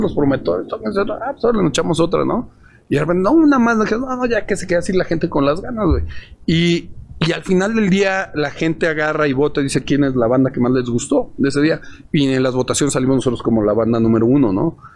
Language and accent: Spanish; Mexico; somos de México, tenemos una banda de rock acá